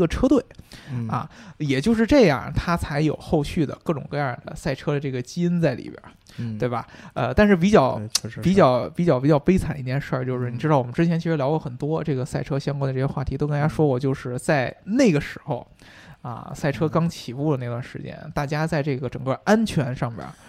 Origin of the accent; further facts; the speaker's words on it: United Kingdom; 就不止我们英国人，像法拉利啊什么的，